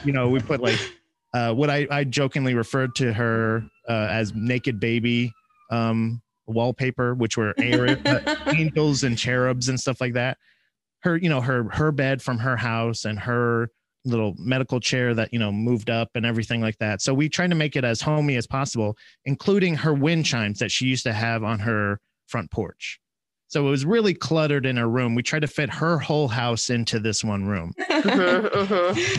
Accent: Florida, United States; moved away as an adult; I'm originally from Florida, so we we moved up here not uh, like six years ago

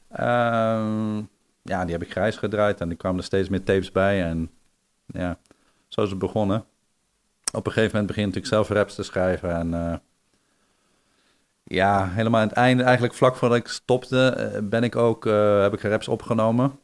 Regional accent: Netherlands

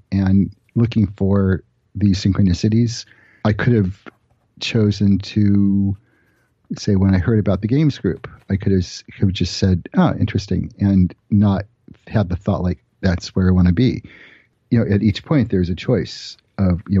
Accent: Los Angeles, California, United States; I grew up in Los Angeles, and at the time, I guess I must have been 12 or 13. We lived in Studio City

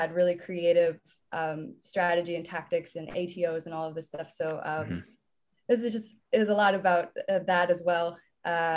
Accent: Sioux City, Iowa, United States; where I grew up in Sioux City

